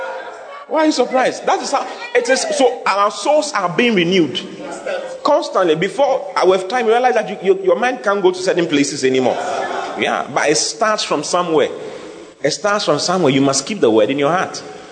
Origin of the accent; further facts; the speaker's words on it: Asankragwa, Western Region, Ghana; born there; because I was born in Asankrigua and I didn't go to university.